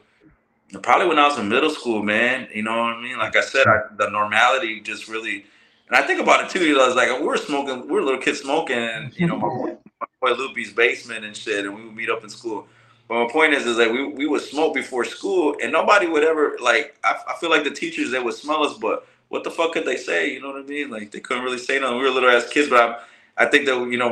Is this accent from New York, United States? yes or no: no; Holland, Michigan, United States; I was born in Holland, Michigan, back in 1980